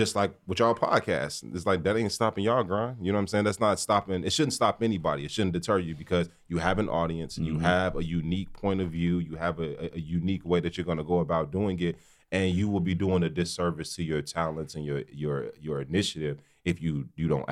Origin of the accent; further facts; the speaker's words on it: Gary, Indiana, United States; I'm from Gary